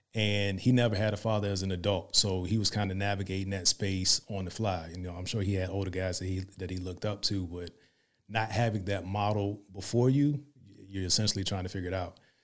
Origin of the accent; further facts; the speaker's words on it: Hampton, Virginia, United States; moved away as an adult; now in Dallas-Fort Worth, United States; I'm from Virginia, seven five seven.